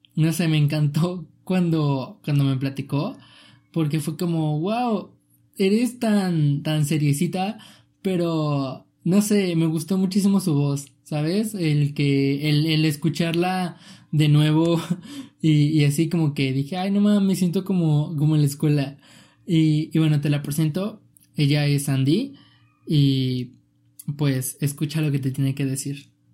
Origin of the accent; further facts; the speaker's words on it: Mexico; yo soy de México